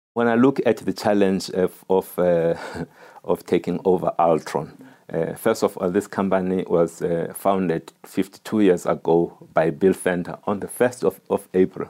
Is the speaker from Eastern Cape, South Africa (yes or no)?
yes; Eastern Cape, South Africa; a boy growing up in the Eastern Cape